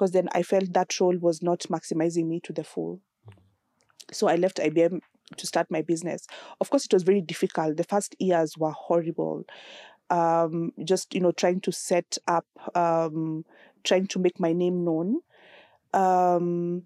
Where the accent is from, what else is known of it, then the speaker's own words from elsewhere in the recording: Nakuru, Nakuru County, Kenya; I grew up in Nakuru on a farm